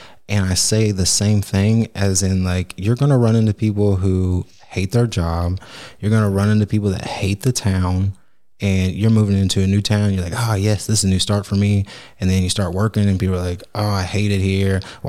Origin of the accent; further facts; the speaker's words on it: Oklahoma, United States; moved away; when we move, people think Oklahoma, because we're from Oklahoma.